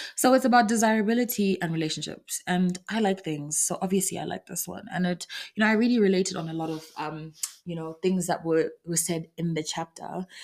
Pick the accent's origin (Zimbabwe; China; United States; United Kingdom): Zimbabwe; moved away; I come from Zimbabwe